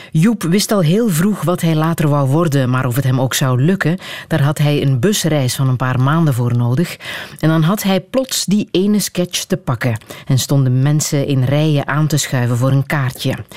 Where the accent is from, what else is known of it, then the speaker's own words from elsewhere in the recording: Flanders, Belgium; wij het horen als Vlamingen